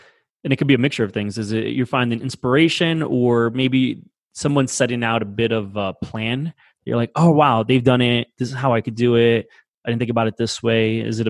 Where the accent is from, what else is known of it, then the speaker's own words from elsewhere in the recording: Weehawken, New Jersey, United States; moved away as an adult; also born or lived in North Bergen, New Jersey / New York; now in Denver, United States; I'm from Weehawken.